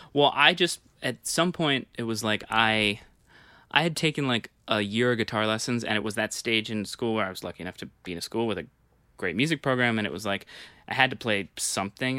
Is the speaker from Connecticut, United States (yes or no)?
no; New York, United States; I grew up on the Upper West Side